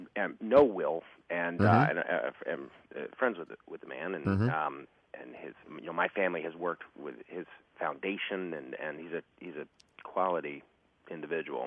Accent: Kansas City, Missouri, United States; moved away; I grew up rich, as you know, for the most part in Kansas City. Mm-hmm. I moved there when I was 10

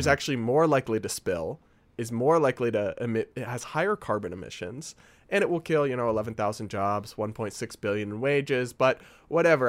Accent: New England, United States; moved away; I'm from New England

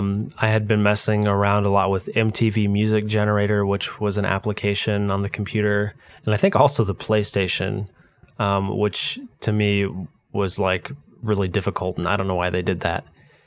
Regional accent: San Diego, California, United States; also born or lived in Novato / Kansas City; I was born in Novato, California, which is near San Francisco, not really that far away from the Roblox headquarters, interestingly enough, and lived in San Diego up until about 8, and then after that, pretty much every 3 years, we moved between there and Kansas City.

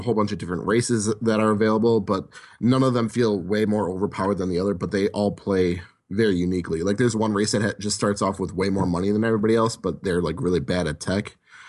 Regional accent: Milwaukee, Wisconsin, United States; I'm from Wisconsin.

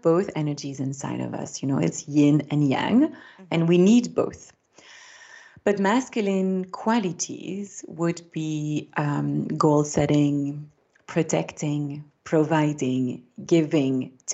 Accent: Belgium; first language French; English is a second language; I grew up in Belgium, my mother tongue is French

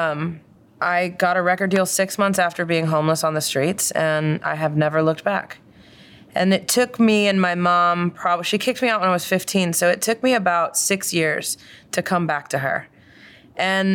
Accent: Doylestown, Pennsylvania, United States; I grew up in Doylestown, Pennsylvania

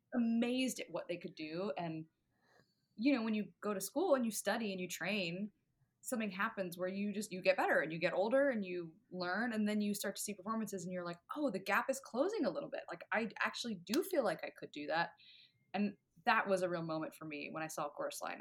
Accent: Richmond, Virginia, United States; moved away; local stuff in my hometown in Virginia

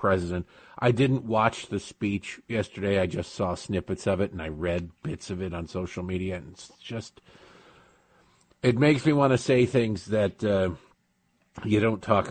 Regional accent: Michigan, United States; moved away; also born or lived in Baltimore / near Washington, D.C.; I grew up in Michigan

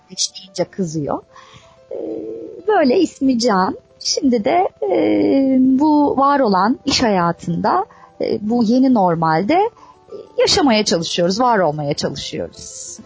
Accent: Istanbul, Turkey; İstanbul'da doğdum büyüdüm

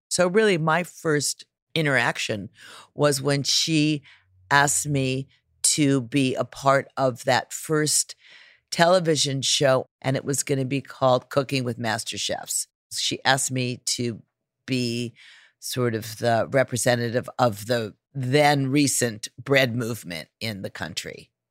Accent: California, United States; growing up in California

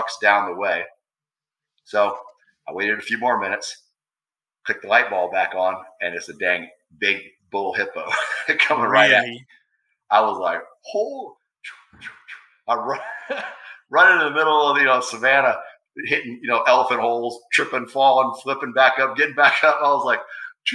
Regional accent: Florida, United States; I grew up in Florida, you know, we live out in the swamp

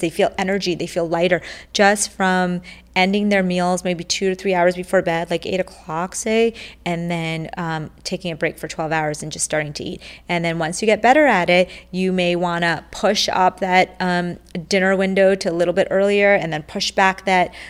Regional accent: India; I was born in India

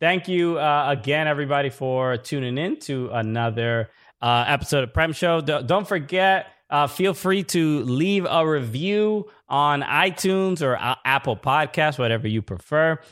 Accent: England, United Kingdom; I am English.

